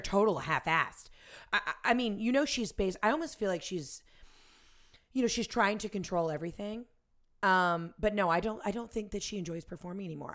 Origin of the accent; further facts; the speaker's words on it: the South, United States; I'm from the South and I went to Ole Miss